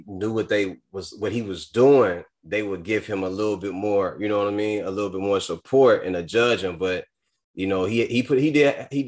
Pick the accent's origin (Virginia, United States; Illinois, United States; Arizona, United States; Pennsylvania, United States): Illinois, United States; Chicago; I'm from Chicago